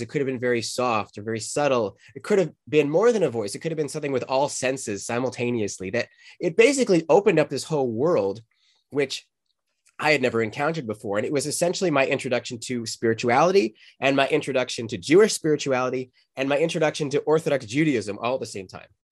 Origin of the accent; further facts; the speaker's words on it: Calgary, Alberta, Canada; moved away; also born or lived in Boulder, Colorado; where I grew up in Canada.